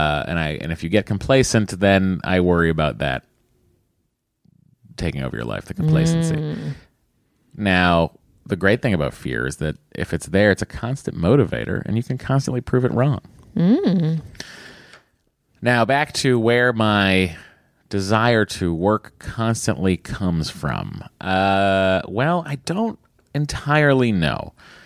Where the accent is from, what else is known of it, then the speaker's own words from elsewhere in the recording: Connecticut, United States; I'm from Connecticut. Oh, well, very close to Westport.